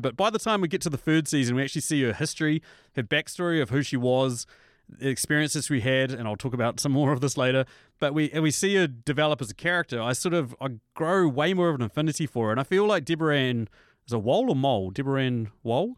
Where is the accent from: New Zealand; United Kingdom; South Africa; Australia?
New Zealand; as a New Zealander, obviously, as people can tell by my accent